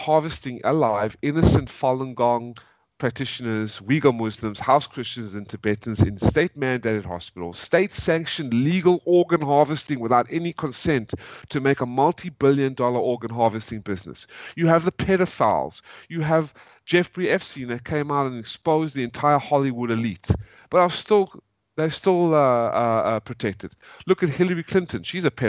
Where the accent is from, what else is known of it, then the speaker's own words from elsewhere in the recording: South Africa; now in United States; I'm originally from South Africa, folks. We had to leave in 1995, coming to America